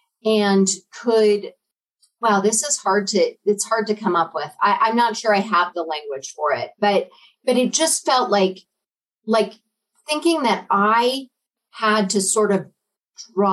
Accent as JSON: {"language": "English", "town": "Denver", "region": "Colorado", "country": "United States", "tie": "born or raised there", "also_born_or_lived": "Little Rock, Arkansas / Cheyenne, Wyoming", "moved": "as an adult", "said": "I grew up in Denver"}